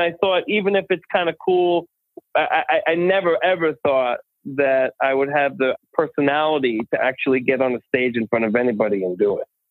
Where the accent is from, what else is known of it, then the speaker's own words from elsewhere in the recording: Holbrook, New York, United States; I grew up uh, actually in Holbrook, Long Island